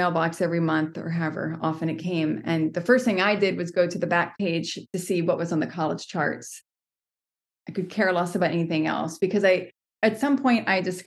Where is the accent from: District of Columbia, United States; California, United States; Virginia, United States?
Virginia, United States; near Richmond; I grew up going to shows in Richmond, Virginia